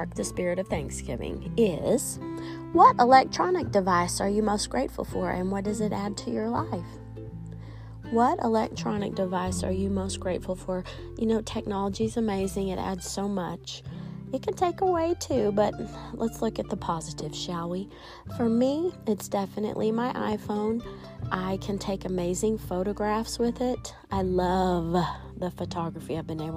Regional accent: United States; also born or lived in St Andrews, Scotland; I didn't grow up there. I grew up in the United States

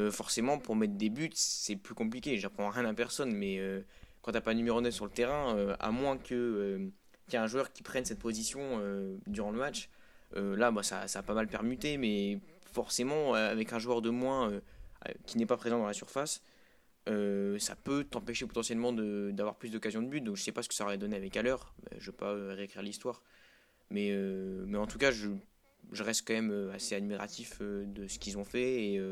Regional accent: Lille, Hauts-de-France, France; même moi, j'ai été impressionné, alors que je, je, suis, je suis lillois.

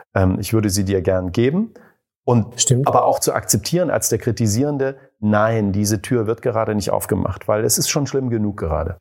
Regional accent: East Germany, Germany; Ich bin ja in der DDR groß geworden

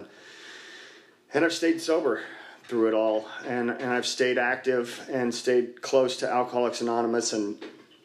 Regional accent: Dallas, Texas, United States; I grew up here in Dallas, just north of here, a couple miles up near the Galleria before the Galleria was there

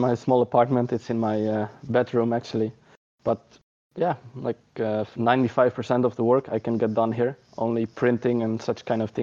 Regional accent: Netherlands; also born or lived in Utrecht; As a Dutch person

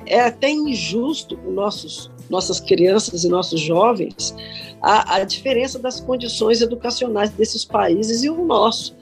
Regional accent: Cachoeiro de Itapemirim, Espírito Santo, Brazil; eu estudei escola pública no primário, Bernardino Monteiro em Cachoeiro da Primirim

